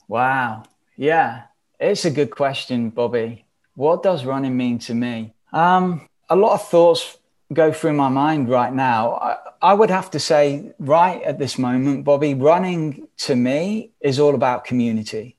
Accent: England, United Kingdom; moved away as an adult; now in United States; I'm stood here living in America. We're from England.

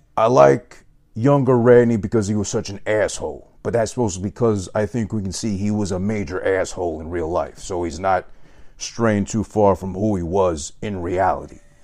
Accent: New York, United States; I'm from New York

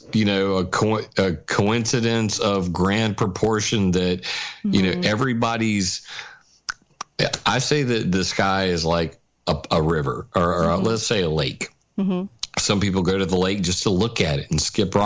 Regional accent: Sumter, South Carolina, United States; here in my hometown of Sumter, South Carolina

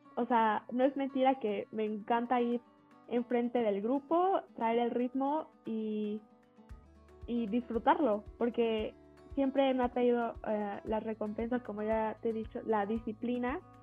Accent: Toluca, State of Mexico, Mexico; moved away; yo era de Toluca, bueno, yo este, soy de Toluca

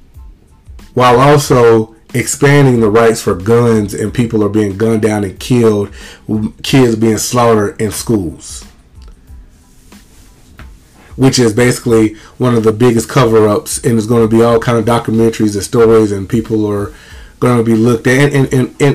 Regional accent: Mississippi, United States; I have a lot of people growing up in Mississippi who loved me as a kid

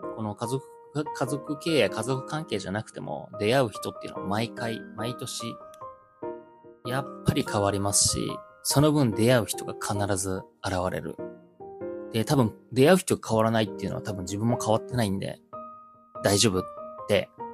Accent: Joetsu, Niigata, Japan; この地元上越市

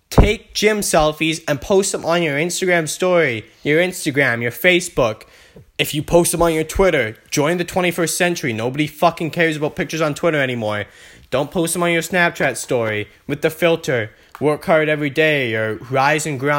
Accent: Vancouver, British Columbia, Canada; I'm from Vancouver

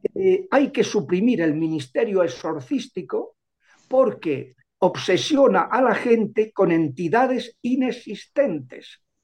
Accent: Madrid, Community of Madrid, Spain; yo soy de Madrid

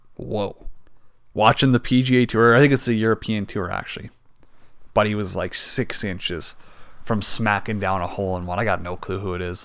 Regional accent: Canada; we're Canadian

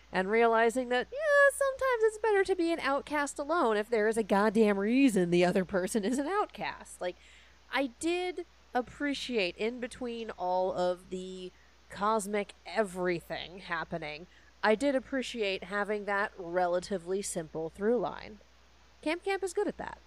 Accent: Colorado, United States; growing up in Colorado

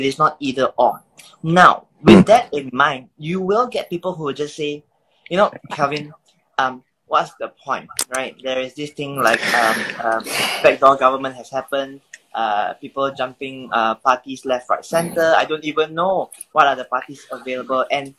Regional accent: Malaysia; how should we as Malaysian Christians approach GE15?

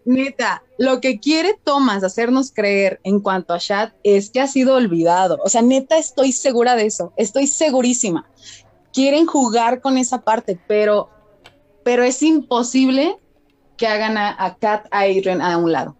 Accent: Mexico; Yo también soy mexicana

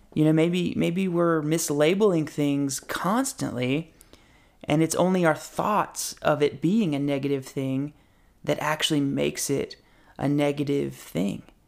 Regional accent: Boone, North Carolina, United States; I'm wanting to go here in my hometown to App State to get a Master of Social Work.

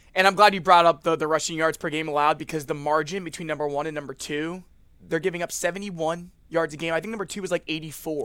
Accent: Cincinnati, Ohio, United States; I'm from Cincinnati.

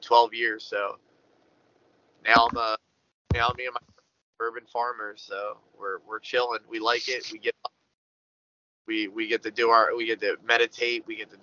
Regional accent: Philadelphia, Pennsylvania, United States; I come from South Philly

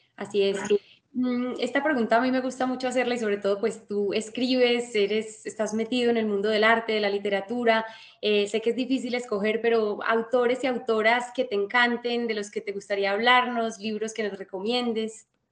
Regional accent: Colombia; nosotros como colombianos

